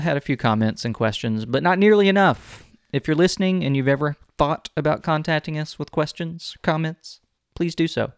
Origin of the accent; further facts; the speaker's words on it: Texas City, Texas, United States; I was born and raised in the city that bears the name of the state